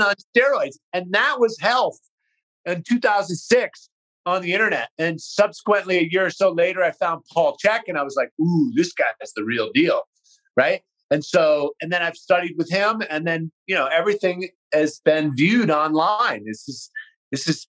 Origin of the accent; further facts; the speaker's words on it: Bay Area, California, United States; moved away as an adult; also born or lived in East Coast / Haight-Ashbury, San Francisco / Marin County / Los Angeles; Grew up in the Bay Area.